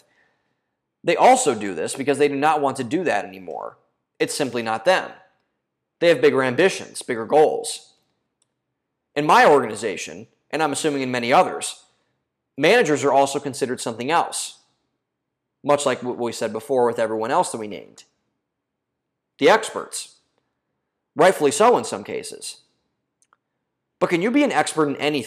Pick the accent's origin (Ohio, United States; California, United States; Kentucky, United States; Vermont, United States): Ohio, United States; home state of Vivek Ramaswamy; he's from my home state